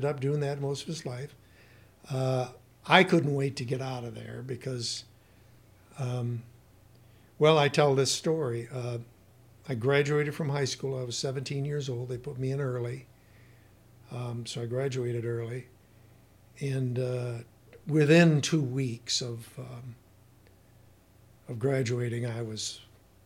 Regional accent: Battle Creek, Michigan, United States; now in Climax, United States; I grew up in the southern Battle Creek area. I went to Harper Creek school system the entire, years in school. Grew up on a farm. I was born on 6.5 Mile

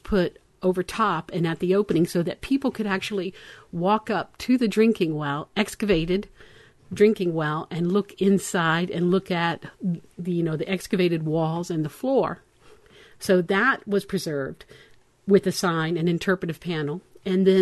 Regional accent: Florida, United States; moved away; I'm from Florida, so I'm telling you pinfish, because that's what we call them

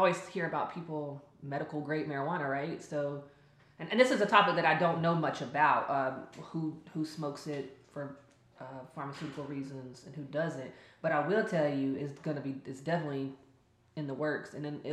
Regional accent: Charlotte, North Carolina, United States; I am from Charlotte. I'm born and raised here

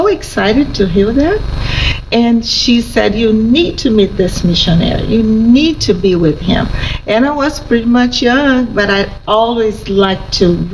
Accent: Brazil; I was born in Brazil. I'm a native.

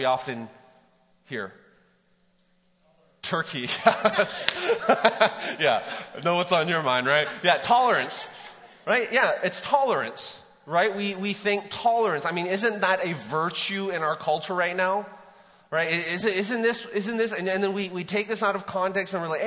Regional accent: Vancouver, British Columbia, Canada; moved away as an adult; now in Mt. Juliet, United States; I grew up in Vancouver.

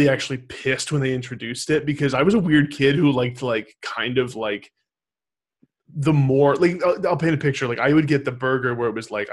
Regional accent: Manchester, United States; we grew up with in Manchester

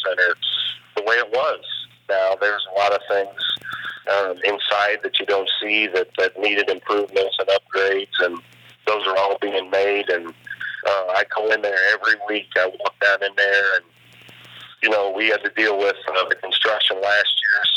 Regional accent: Iowa, United States; growing up in the Midwest, I was around a lot of the mid-major schools in the state in Northern Iowa

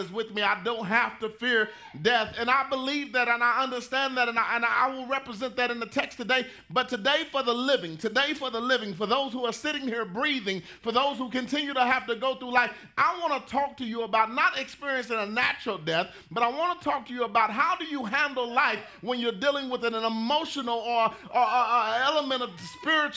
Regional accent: Pleasant Grove, Texas, United States; I grew up in Pleasant Grove

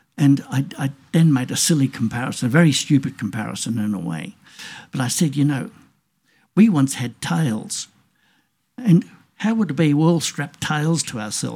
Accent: Australia; Being an Australian

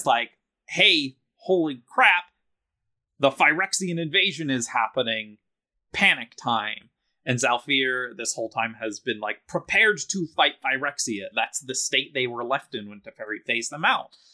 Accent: Philadelphia, Pennsylvania, United States; I'm from Philadelphia

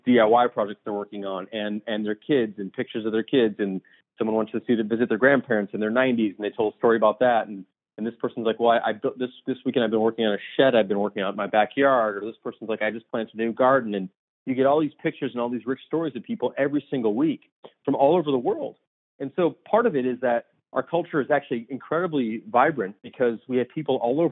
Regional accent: Deerfield, Illinois, United States; also born or lived in Tucson, Arizona; now in Chicago, United States; I grew up in the suburbs of Chicago. So about 30 miles north of Chicago in a suburb called Deerfield.

